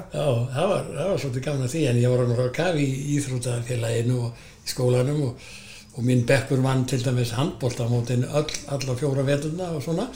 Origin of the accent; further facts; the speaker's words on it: Garðabær, Capital Region, Iceland; moved away as an adult; also born or lived in Hafnarfjörður / Akureyri; Ég er sko fættur á Vífjústöðum og er þar með eh, búsættu eða þannig að lögheimili alveg þángt til ég